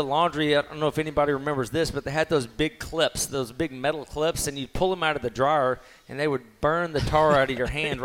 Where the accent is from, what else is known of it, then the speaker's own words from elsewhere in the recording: Mexia, Texas, United States; growing up in Mexia, you had to drive 45 minutes to Waco to go to a movies